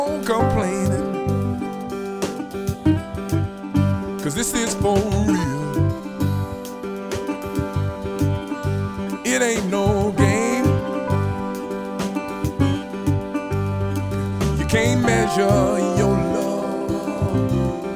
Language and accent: English; Compton, California, United States; also born or lived in Los Angeles / New Orleans; I'm L.A. born and raised. Raised in Compton, living in L.A.